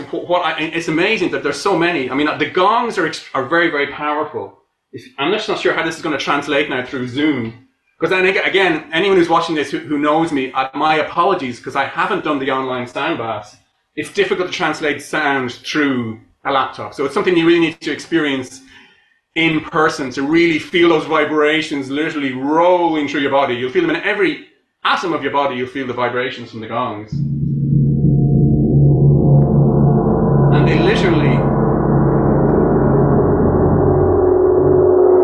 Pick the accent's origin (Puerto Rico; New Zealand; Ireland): Ireland; I'm Irish.